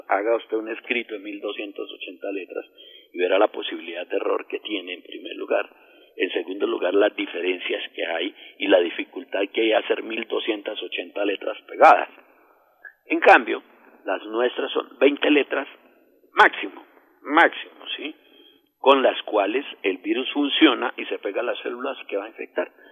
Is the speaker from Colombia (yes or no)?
yes; Colombia; siendo colombiano